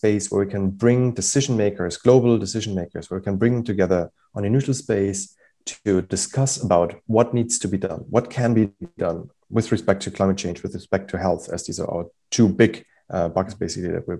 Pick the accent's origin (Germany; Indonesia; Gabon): Germany; moved away; I'm originally from Germany